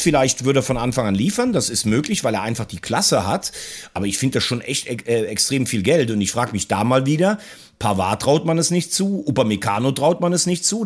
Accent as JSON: {"language": "German", "town": "Andernach", "region": "Rhineland-Palatinate", "country": "Germany", "said": "aus Andernach, da wo ich herkomme"}